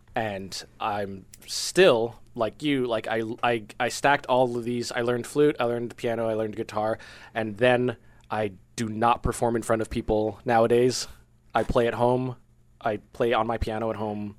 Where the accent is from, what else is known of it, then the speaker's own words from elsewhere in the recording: Coral Springs, Florida, United States; I grew up in Fort Lauderdale